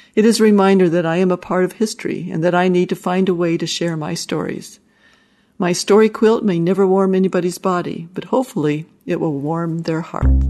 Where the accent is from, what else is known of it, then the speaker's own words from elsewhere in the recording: Wyoming, United States; I grew up in Wyoming, and Steve and I raised our family there